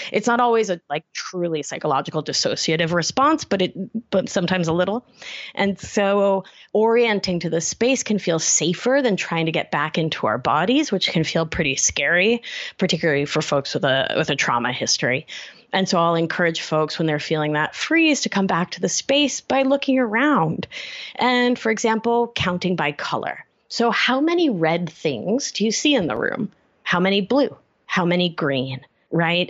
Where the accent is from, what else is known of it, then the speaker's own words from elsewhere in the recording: Argentina; also born or lived in Brooklyn, New York City; now in New York City, United States; I'm from Argentina, which is a place, a new culture with a lot of emphasis on thinness.